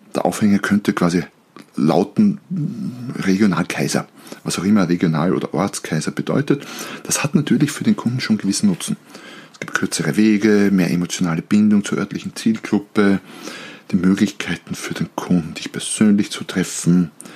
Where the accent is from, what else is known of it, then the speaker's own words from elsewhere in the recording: Austria; als Österreicher, und wir sind bekannt für unsere Grauzonen in gewissen Bereichen, Als Österreicher